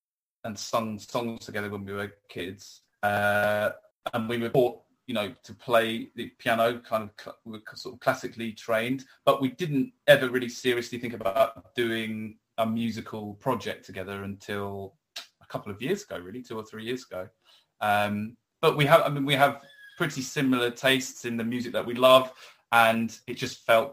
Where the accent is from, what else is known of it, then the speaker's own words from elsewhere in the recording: Brighton, South East England, United Kingdom; we're from Brighton, which is a city on the south coast of England.